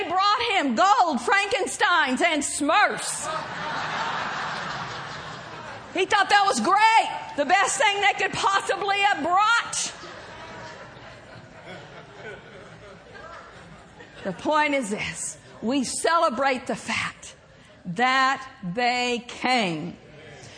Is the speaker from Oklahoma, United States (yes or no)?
yes; Oklahoma, United States; accent: Southern; moved away; I grew up in Oklahoma